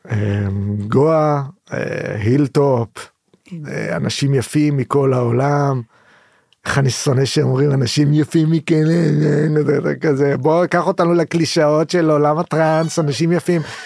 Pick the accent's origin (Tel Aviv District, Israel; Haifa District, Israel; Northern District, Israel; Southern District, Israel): Haifa District, Israel; Haifa; אני גדלתי בחיפה